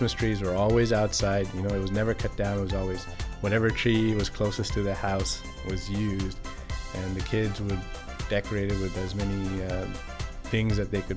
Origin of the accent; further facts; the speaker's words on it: India; Where I grew up in India